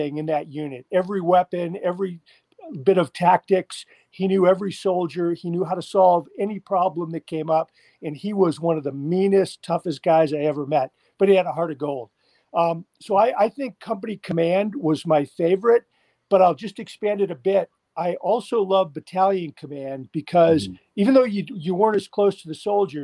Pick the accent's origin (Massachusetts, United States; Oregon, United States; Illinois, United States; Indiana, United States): Massachusetts, United States; Holbrook; moved away as an adult; also born or lived in West Germany; I grew up in Holbrook, Massachusetts, just a little bit outside of Boston